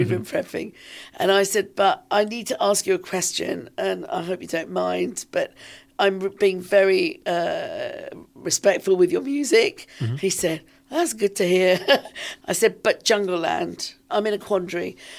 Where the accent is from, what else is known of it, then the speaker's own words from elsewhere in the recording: London, United Kingdom; some of this was happening here in London, in my hometown.